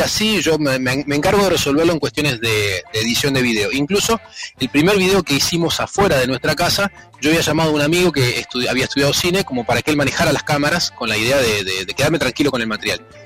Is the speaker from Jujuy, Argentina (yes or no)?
no; Sarasa, Buenos Aires, Argentina; now in Rosario, Argentina; yo soy de Sarasa